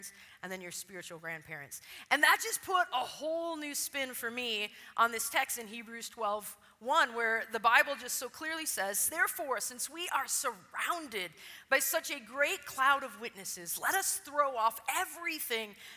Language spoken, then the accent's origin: English; Wisconsin, United States; Pastor Arnie was my pastor when I was a teenager growing up in Wisconsin